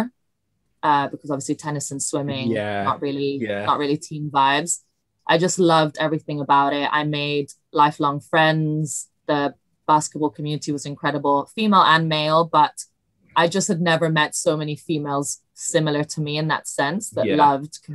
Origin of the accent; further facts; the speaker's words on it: Milan, Lombardy, Italy; English is a second language; moved away as an adult; now in London, United Kingdom; I grew up in Italy, but I went to a British school in Italy